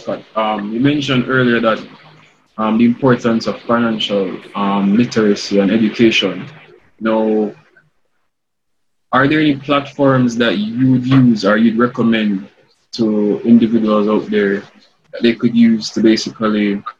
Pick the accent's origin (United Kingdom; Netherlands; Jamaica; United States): Jamaica; We as Jamaican men